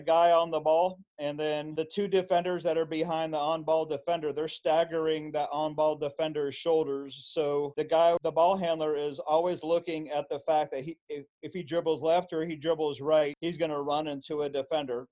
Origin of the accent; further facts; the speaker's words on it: Illinois-Indiana border, United States; moved away; I grew up on the Illinois Indiana border